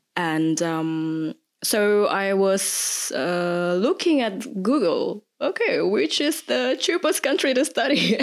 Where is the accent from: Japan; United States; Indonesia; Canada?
Indonesia; moved away as an adult; now in Germany; I originally come from Indonesia, but I've been living here in Germany for more than eight years